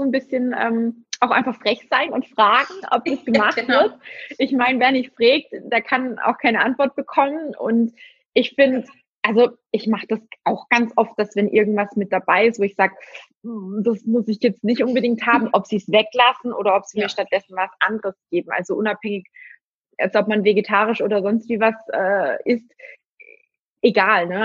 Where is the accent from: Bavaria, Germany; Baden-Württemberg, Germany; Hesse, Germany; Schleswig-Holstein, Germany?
Baden-Württemberg, Germany; Ich komme ja auch aus dem Schwabenländle.